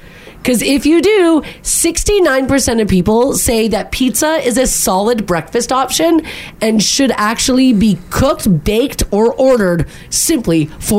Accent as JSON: {"language": "English", "country": "Canada", "said": "I'm Canadian."}